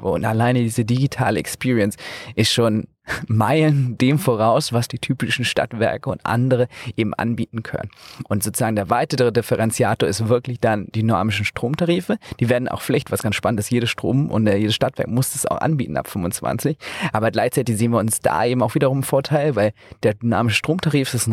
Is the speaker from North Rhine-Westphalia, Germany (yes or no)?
no; Flensburg, Schleswig-Holstein, Germany; now in Berlin, Germany; Also ich komme aus Flensburg und da ist es halt so, dass die Kunden heute noch per Post informiert werden